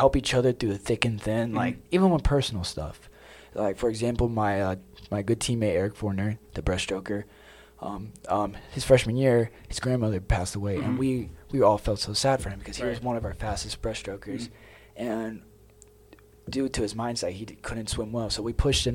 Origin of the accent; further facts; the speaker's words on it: Georgia, United States; I'm from Georgia, mm-hmm. born and raised here